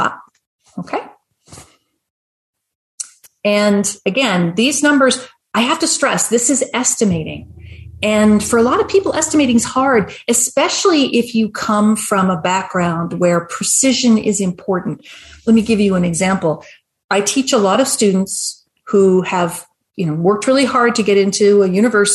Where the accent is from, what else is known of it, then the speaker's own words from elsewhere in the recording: Canada; I'm Canadian